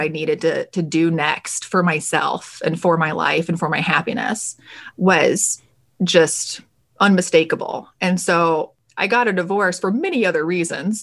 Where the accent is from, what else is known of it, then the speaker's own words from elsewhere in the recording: Alabama, United States; I'm originally born and raised in the South in Alabama.